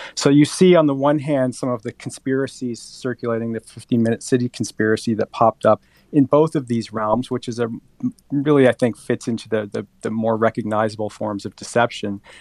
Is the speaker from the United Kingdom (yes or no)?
no; Colombia; moved away; I was born in Colombia.